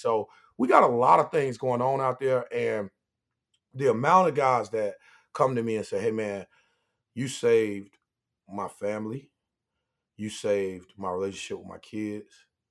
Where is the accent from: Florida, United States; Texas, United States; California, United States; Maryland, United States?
Florida, United States; Pine Hills; growing up in Pine Hills